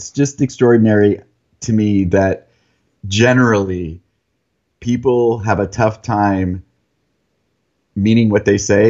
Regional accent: San Diego, California, United States; also born or lived in Monterey; now in Encinitas, United States; So I was born in Monterey, lived in San Diego a couple times, lived out in the desert where there's a Naval Weapons Center, and then back in San Diego for high school. So that, I consider it my hometown.

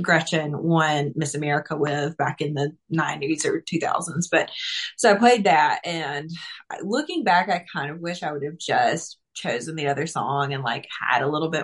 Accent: Mount Olive, Mississippi, United States; I was born in Mount Olive, Mississippi, which is like kind of midway between Hattiesburg and Jackson

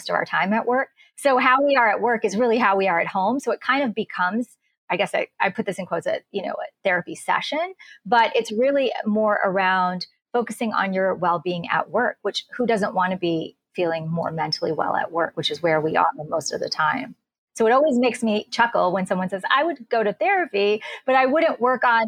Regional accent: United States; also born or lived in India; raised in the US

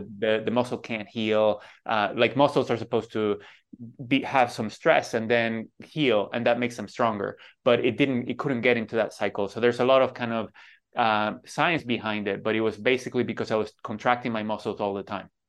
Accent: Venezuela; moved away; growing up in Venezuela

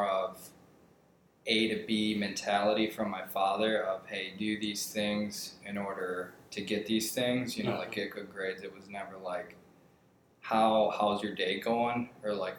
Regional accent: Kenosha, Wisconsin, United States; moved away as an adult; now in Prescott, United States; from Kenosha, Wisconsin, and I grew up in an entrepreneurship household

